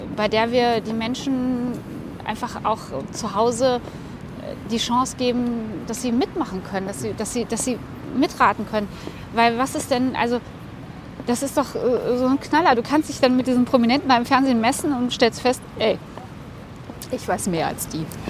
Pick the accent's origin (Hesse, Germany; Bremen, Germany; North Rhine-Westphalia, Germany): North Rhine-Westphalia, Germany; moved away as an adult; now in Cologne, Germany; ich bin Westfälin.